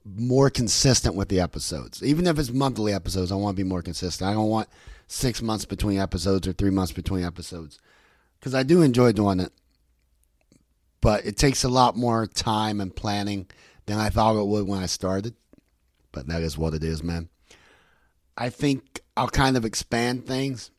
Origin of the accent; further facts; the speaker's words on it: West Virginia, United States; I'm from West Virginia